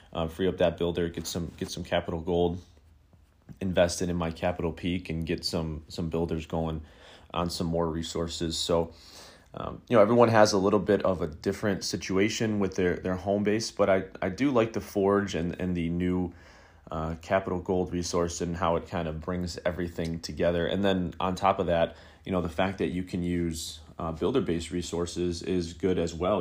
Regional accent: Buffalo, New York, United States; my hometown of, of Buffalo, New York

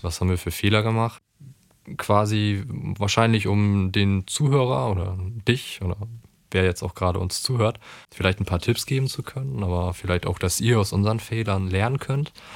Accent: Cuxhaven, Lower Saxony, Germany; wir kommen aus einem kleinen Ort, wir kommen aus Cuxhaven

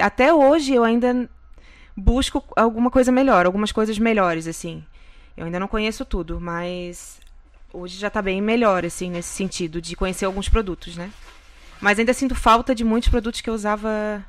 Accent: Florianópolis, Santa Catarina, Brazil; moved away as an adult; now in Kissimmee, United States; Eu vim de Floripa, Santa Catarina

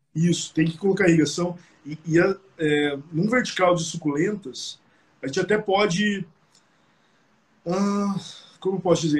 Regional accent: Curitiba, Paraná, Brazil; E nós quatro somos de Curitiba.

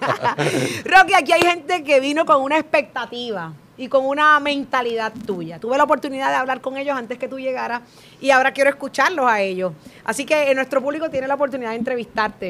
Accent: Ponce, Puerto Rico; soy de Ponce

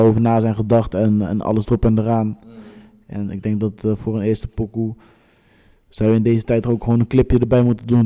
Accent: Rotterdam, South Holland, Netherlands; we zijn opgegroeid in het Hof van de leeuw, weet je toch? Rotterdam Zuid gewoon

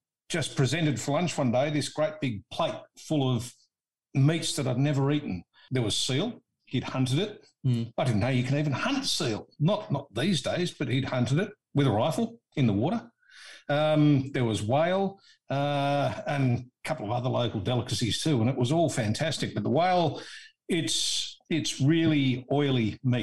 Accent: Australia; I'm an Aussie

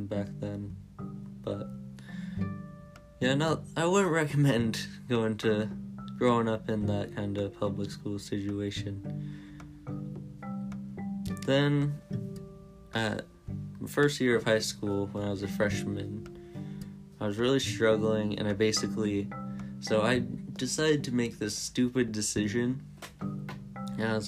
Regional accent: California, United States; I grew up in California with my parents

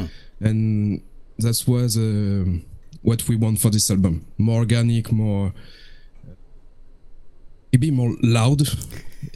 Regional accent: France; from France, from the band …

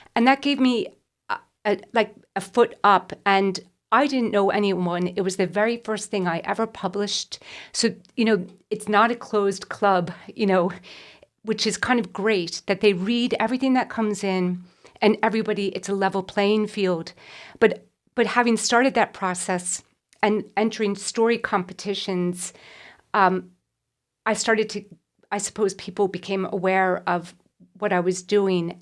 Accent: United States; moved away; I grew up in America

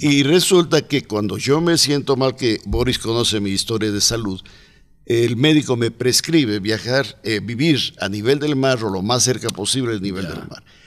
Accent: Cuenca, Azuay, Ecuador; also born or lived in United States; now in Cuenca, Ecuador; Yo soy más cuencano que el mote

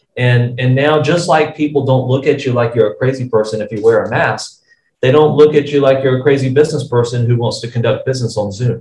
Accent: United States; as an American

